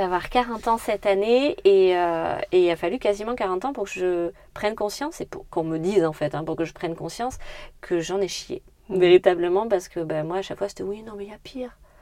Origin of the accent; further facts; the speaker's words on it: Brignac-la-Plaine, Nouvelle-Aquitaine, France; also born or lived in Brive-la-Gaillarde; Alors moi, j'ai grandi à Brignac-la-Plaine, donc plutôt dans le sud de la Corrèze